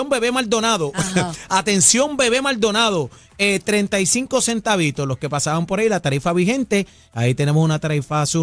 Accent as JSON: {"language": "Spanish", "town": "Salinas", "country": "Puerto Rico", "said": "yo que soy de Salinas, son 4.25 diarios."}